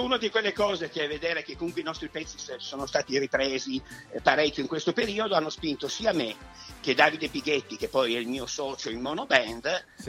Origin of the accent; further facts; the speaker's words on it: Turin, Piedmont, Italy; noi siamo di Torino